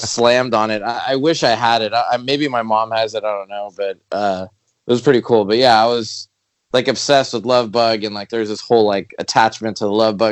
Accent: Los Angeles, California, United States; also born or lived in Panorama City, California / Arizona; I grew up in Pacific Palisades.

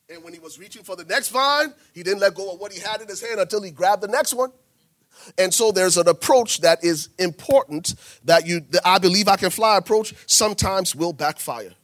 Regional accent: Liberia; I'm from Liberia

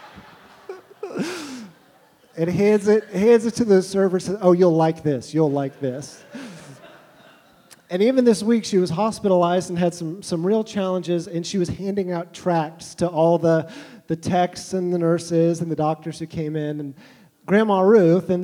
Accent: Tulsa, Oklahoma, United States; I was born in Tulsa, Oklahoma in the mid-80s

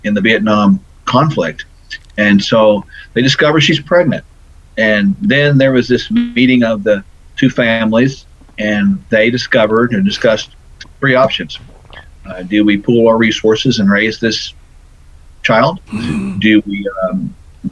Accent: Tulsa, Oklahoma, United States; I was born in Tulsa

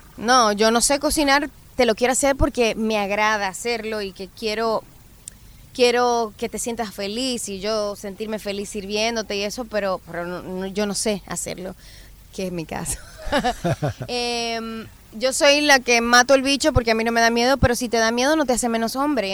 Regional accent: Dominican Republic; mi isla

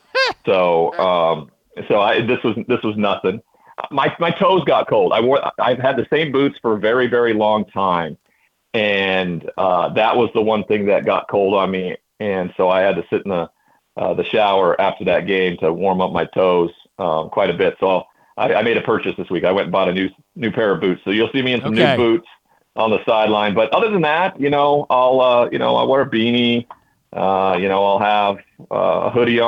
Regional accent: Montana, United States; moved away; also born or lived in Pacific Northwest; growing up in Montana, you know, you have molasses in your blood, which keeps everything, you know, slow moving and warm

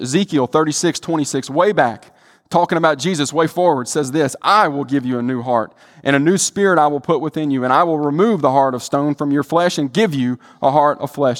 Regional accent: the Delta, Mississippi, United States; I'm from the Delta

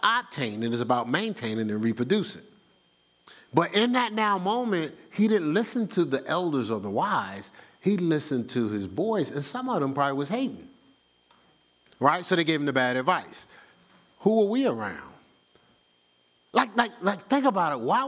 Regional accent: New Jersey, United States; I'm from New Jersey.

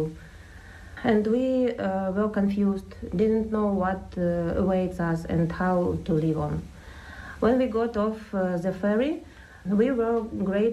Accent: Ukraine; now in Tipperary, Ireland; I'm from Ukraine

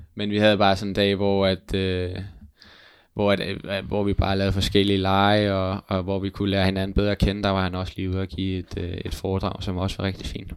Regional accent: Hvidovre, Capital Region of Denmark, Denmark; moved away as an adult; now in Jutland, Denmark; Jeg er jo fra Hvidovre

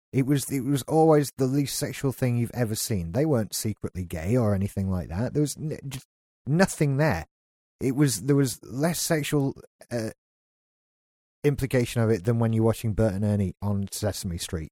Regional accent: United Kingdom; we're British

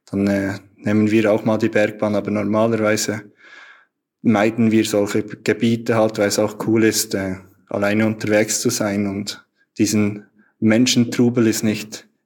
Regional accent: Switzerland; Also bei uns in der Schweiz heißt das Unihockey. Das ist relativ bekannt hier.

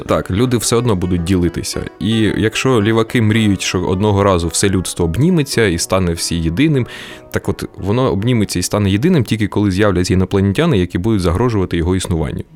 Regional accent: Kryvyi Rih, Dnipropetrovsk Oblast, Ukraine; moved away; Я народився і виріс у Кривому Розі

